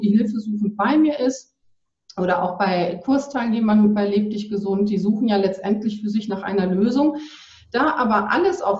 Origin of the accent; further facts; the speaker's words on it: North Rhine-Westphalia, Germany; ich komme aus dem Ruhrgebiet und wir mhm. sind ins, an den Rand von Sauerland, ans Sauerland gezogen ähm, direkt an einen Wanderweg